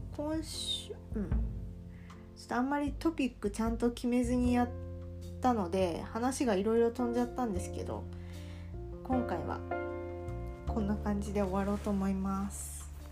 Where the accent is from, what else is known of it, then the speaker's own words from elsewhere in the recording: Kansai, Japan; accent: Kansai-ben; first language Kansai dialect; 私ネイティブネイティブラングエージは関西弁なので